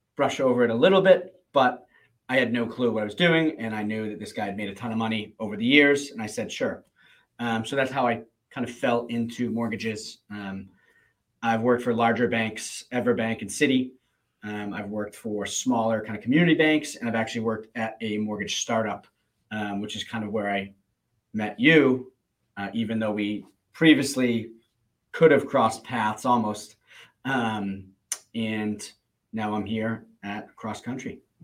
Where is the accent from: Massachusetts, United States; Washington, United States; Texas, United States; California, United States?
Massachusetts, United States; Plymouth; I grew up on South Shore, Massachusetts, in Plymouth.